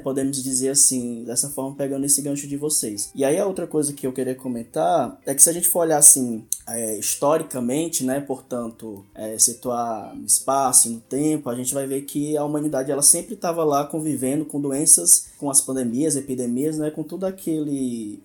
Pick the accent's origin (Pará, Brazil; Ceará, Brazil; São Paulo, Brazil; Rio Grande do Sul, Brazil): Ceará, Brazil; moved away; also born or lived in Amazonas; sou do Ceará, estudando lá na UFAM